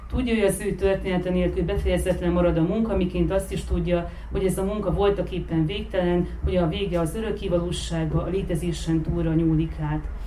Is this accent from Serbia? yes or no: yes; Vojvodina, Serbia; vajdasági származású vagyok